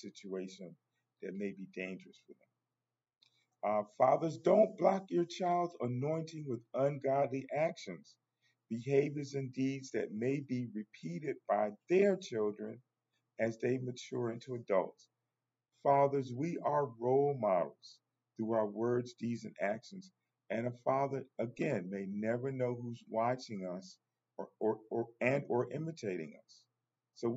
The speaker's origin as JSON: {"language": "English", "country": "United States", "said": "I'm African American"}